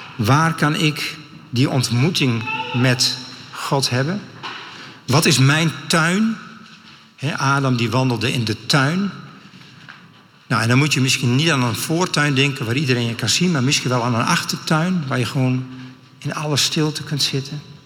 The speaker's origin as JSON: {"language": "Dutch", "region": "Friesland", "country": "Netherlands", "said": "Ik kom uit Friesland"}